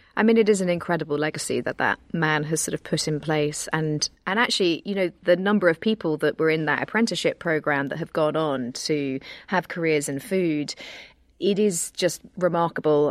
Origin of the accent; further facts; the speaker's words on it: United Kingdom; as a British person